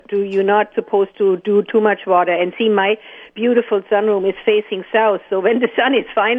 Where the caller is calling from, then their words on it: Ste. Anne, Manitoba, Canada; I'm phoning from St. Anne